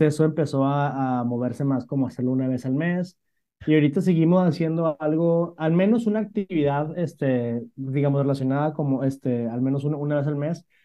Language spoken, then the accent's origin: Spanish; Monterrey, Nuevo León, Mexico; soy originario de México, del norte de México, de, de Monterrey